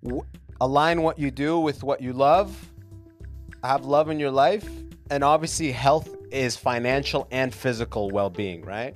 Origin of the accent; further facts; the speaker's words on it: London, Ontario, Canada; also born or lived in Sudan / United States; now in Toronto, Canada; I grew up in London, Ontario